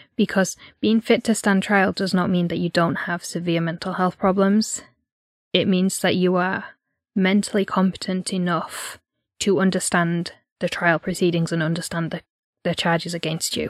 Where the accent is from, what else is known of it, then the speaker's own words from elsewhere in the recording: Yorkshire and the Humber, United Kingdom; we're from North Yorkshire